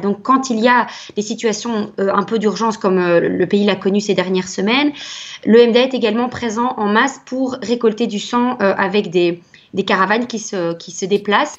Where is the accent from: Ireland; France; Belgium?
Belgium; chez nous en Belgique